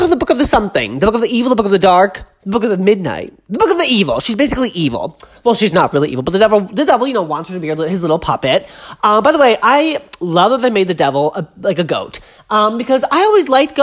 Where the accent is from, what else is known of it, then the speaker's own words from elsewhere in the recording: Massachusetts, United States; I'm from Massachusetts